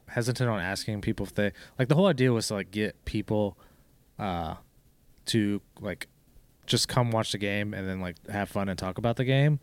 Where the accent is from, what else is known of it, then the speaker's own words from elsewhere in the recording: Fort Lauderdale, Florida, United States; moved away; I'm from Florida, South Florida, Fort Lauderdale